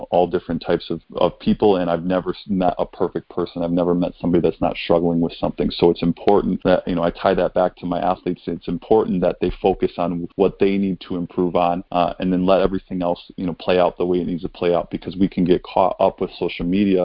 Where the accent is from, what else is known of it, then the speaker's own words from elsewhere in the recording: Kenosha, Wisconsin, United States; moved away; I come from Kenosha